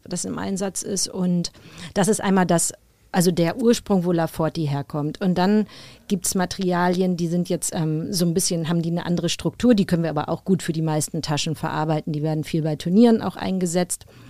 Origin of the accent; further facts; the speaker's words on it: Hamburg, Germany; ich spiele seit meiner Kindheit Tennis, äh, damals noch beim UAC in Hamburg